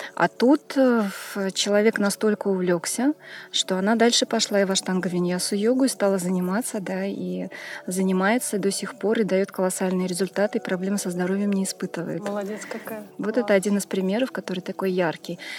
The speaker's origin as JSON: {"language": "Russian", "region": "Tashkent", "country": "Uzbekistan", "tie": "born or raised there", "also_born_or_lived": "Montenegro", "moved": "yes", "lives_now": "Moscow, Russia", "said": "Родом я из Ташкента, э, но живу в Москве."}